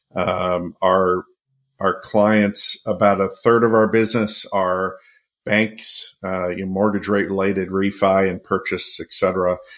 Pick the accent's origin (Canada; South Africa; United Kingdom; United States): United States; Connecticut; my hometown in Connecticut